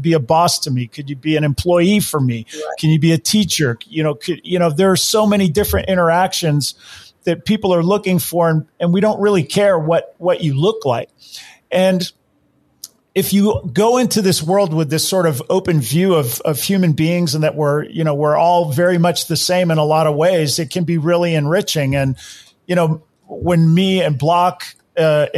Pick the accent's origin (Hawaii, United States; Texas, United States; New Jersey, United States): Hawaii, United States; I grew up in Hawaii